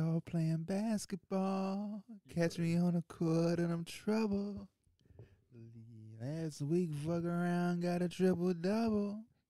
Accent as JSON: {"language": "English", "region": "London", "country": "United Kingdom", "said": "That's that shit from London. I'm from London. Got my beat from London."}